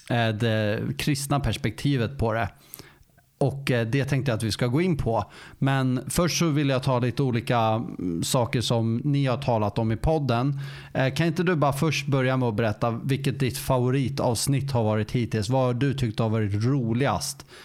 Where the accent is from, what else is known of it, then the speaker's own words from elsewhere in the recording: Stockholm, Stockholm County, Sweden; Jag är faktiskt från Stockholm